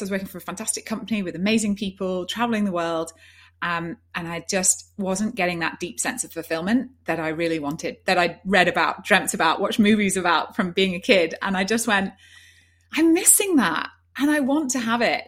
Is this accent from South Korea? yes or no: no; Yorkshire and the Humber, United Kingdom; moved away as an adult; also born or lived in London / Rome; I'm a girl from Yorkshire and, and up in the north.